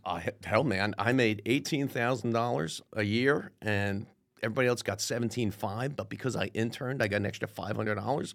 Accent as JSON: {"language": "English", "town": "Clifton", "region": "New Jersey", "country": "United States", "tie": "born or raised there", "said": "I grew up in uh, in Clifton, New Jersey, which is about 15 miles west of New York City"}